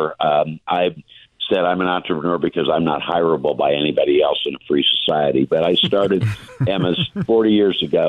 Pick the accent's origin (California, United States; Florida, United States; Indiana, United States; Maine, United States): Indiana, United States; Indianapolis; I'm from Indianapolis. I've been in Indianapolis my whole life, but went to school at USC.